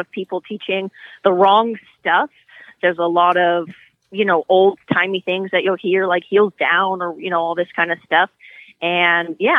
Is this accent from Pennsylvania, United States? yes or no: no; California, United States; moved away as an adult; I grew up in California riding horses